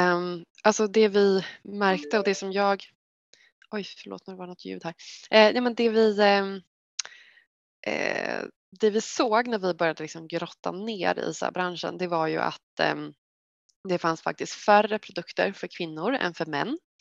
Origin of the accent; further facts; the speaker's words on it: Västervik, Kalmar County, Sweden; moved away as an adult; now in Stockholm, Sweden; jag är uppvuxen i Västervik i Småland som är en liten vacker stad vid havet.